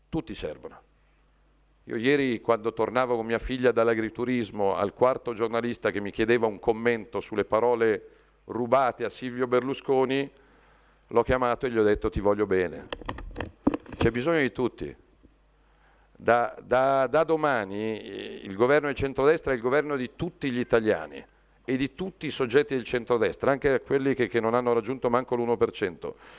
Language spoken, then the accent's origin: Italian; Lombardy, Italy; lo dico da Lombardo